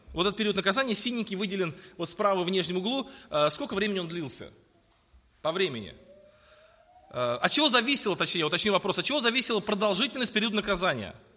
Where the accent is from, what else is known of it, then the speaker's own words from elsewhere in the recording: Tolyatti, Samara Oblast, Russia; я родился э, вот в Тольятти в 1977